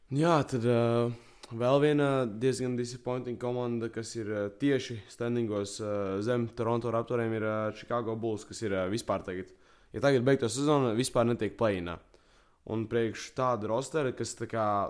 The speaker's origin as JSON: {"language": "Latvian", "country": "Latvia", "said": "esmu latvietis"}